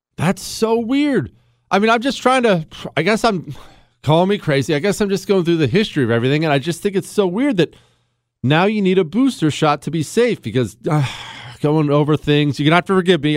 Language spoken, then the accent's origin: English; Montana, United States; moved away; I'm from Montana